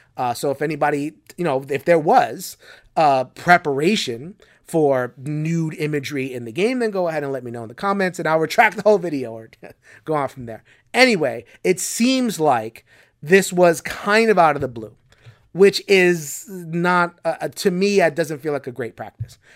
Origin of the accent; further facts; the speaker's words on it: United States; as American gamers